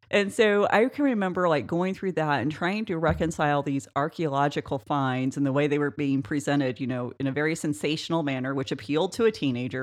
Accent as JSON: {"language": "English", "region": "Oklahoma", "country": "United States", "tie": "born or raised there", "said": "small town Oklahoma, we grew up in a town of six hundred"}